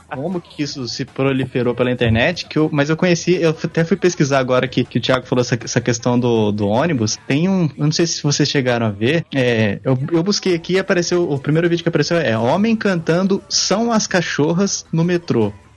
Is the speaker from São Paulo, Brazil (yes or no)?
yes; Pindamonhangaba, São Paulo, Brazil; now in Tatuí, Brazil; cidade onde eu nasci, Pindamonhangaba, São Paulo